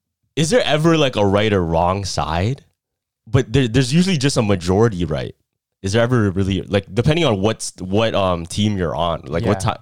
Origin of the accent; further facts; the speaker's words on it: Canada; I'm Canadian, feel me?